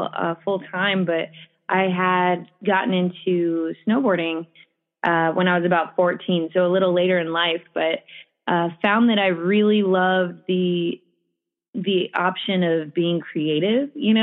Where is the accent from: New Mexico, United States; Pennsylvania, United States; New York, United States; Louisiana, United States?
New Mexico, United States; Farmington; I grew up in Farmington, New Mexico, a small town in the northwest corner there